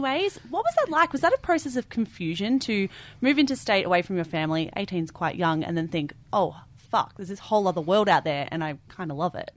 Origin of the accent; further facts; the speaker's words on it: Melbourne, Victoria, Australia; I'm from Victoria, Melbourne